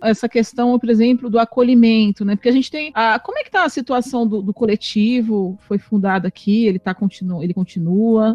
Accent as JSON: {"language": "Portuguese", "region": "São Paulo", "country": "Brazil", "tie": "born or raised there", "also_born_or_lived": "Porangatu, Goiás", "moved": "as an adult", "lives_now": "Goiás, Brazil", "said": "Eu sou de São Paulo, como sabe, a Liv também, e eu me assustei muito quando eu vim para cá"}